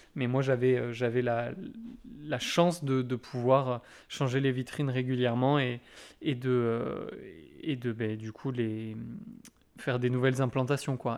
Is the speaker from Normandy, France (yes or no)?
no; Brittany, France; moved away as an adult; now in Landes, France; Je suis breton d'origine, mais, euh, mais landais maintenant euh, de cœur. Euh, puisque ça, fait, euh, ça va faire bientôt euh, huit 8 ans que je vis ici